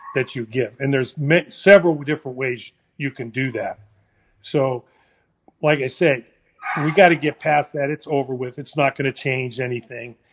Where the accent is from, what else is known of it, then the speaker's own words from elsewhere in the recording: San Francisco, California, United States; I was born in San Francisco